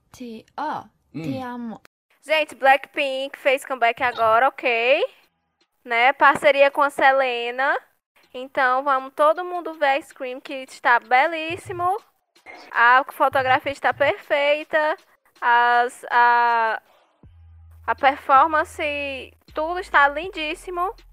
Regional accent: Brazil; Sou brasileiro

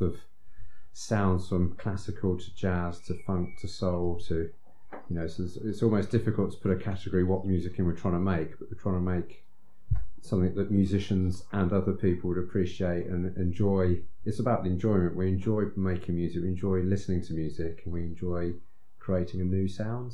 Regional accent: Eastbourne, South East England, United Kingdom; I was brought up in Eastbourne, which is a slightly slower pace.

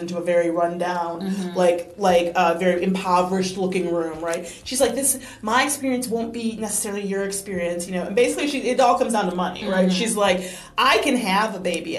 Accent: Detroit, Michigan, United States; moved away; I grew up in Detroit

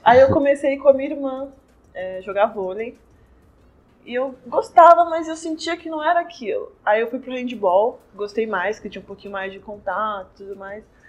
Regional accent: Ferraz de Vasconcelos, São Paulo, Brazil; eu sou da Zona Leste, de Ferraz

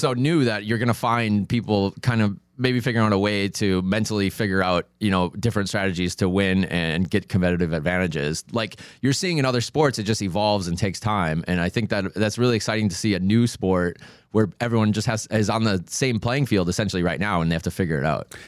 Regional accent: Minnesota, United States; moved away; I'm originally from Minnesota

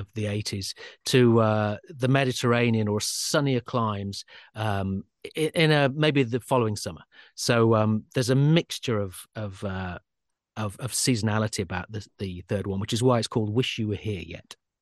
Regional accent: Sheffield, Yorkshire and the Humber, United Kingdom; I'm from Sheffield

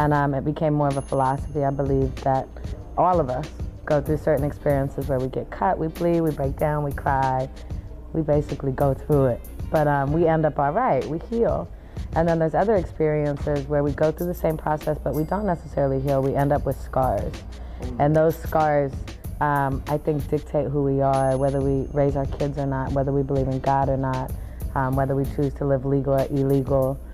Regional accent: Oakland, California, United States; moved away as an adult; now in Los Angeles, United States; I'm from Oakland, but I currently reside in LA.

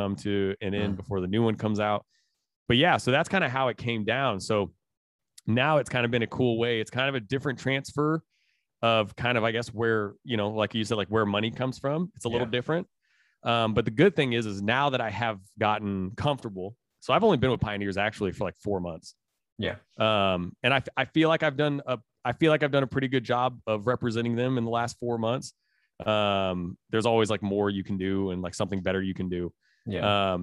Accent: Indiana, United States; I'm from Indiana, I'm straight out of the Midwest.

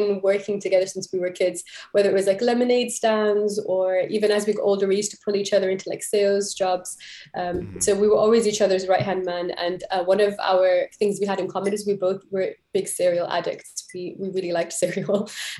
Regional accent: Jeddah, Makkah Province, Saudi Arabia; accent: confused; also born or lived in London, United Kingdom; So I was born in London, but raised in Saudi Arabia, and I was like kind of lived between Jeddah and London my entire life.

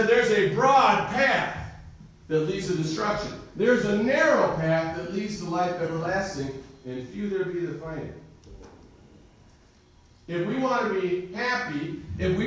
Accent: United States; As an American

